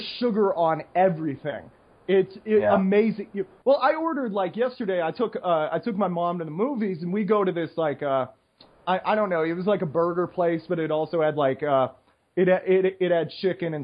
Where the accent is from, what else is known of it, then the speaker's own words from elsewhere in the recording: United States; now in Costa Rica; I'm American